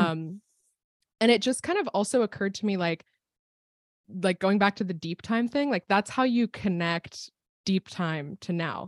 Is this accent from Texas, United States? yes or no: no; State College, Pennsylvania, United States; I was at Penn State at the time, which is where I grew up. I grew up in Pennsylvania.